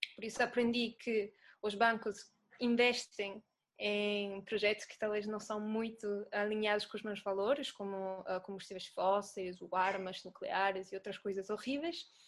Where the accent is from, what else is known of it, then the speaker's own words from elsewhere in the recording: Italy; Portuguese is a second language; moved away as an adult; now in Lisbon, Portugal; eu sou italiana, não sei se estão a ouvir o sotaque. Ah, mas mudei-me para Lisboa em dois mil e dezessete